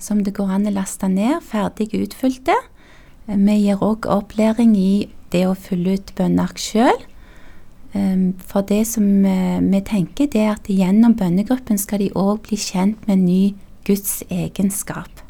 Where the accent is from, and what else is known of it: Tau, Rogaland, Norway; born or raised there; also born or lived in South Korea